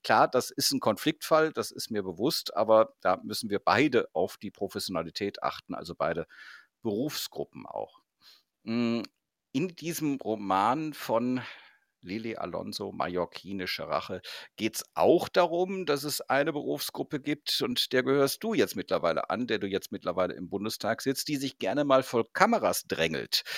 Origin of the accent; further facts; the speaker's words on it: North Rhine-Westphalia, Germany; wir kommen beide aus Nordrhein-Westfalen